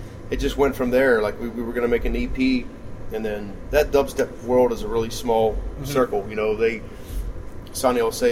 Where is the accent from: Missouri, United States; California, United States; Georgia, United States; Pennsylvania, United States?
Pennsylvania, United States; West Newton; moved away as an adult; now in Los Angeles, United States; we grew up on a giant farm in West Newton, so, 118-acre farm